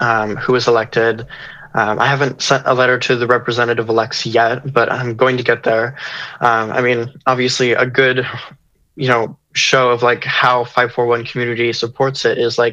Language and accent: English; Oklahoma, United States; I'm from Oklahoma and I grew up in a conservative household. And so, that's just kind of like the community I grew up